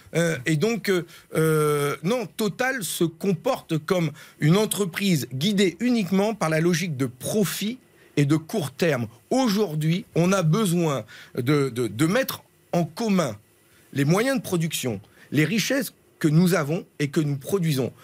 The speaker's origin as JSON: {"language": "French", "area": "Nord", "region": "Hauts-de-France", "country": "France", "said": "je suis un ch'ti, je sais d'où je viens"}